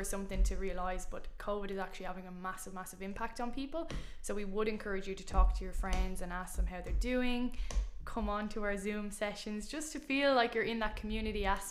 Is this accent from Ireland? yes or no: yes; Ireland; being Irish